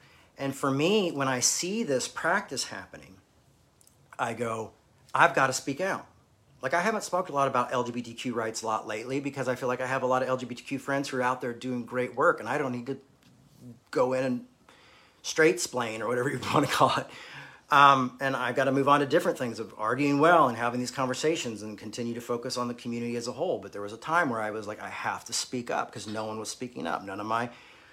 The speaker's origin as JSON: {"language": "English", "country": "United States", "tie": "born or raised there", "said": "growing up in America"}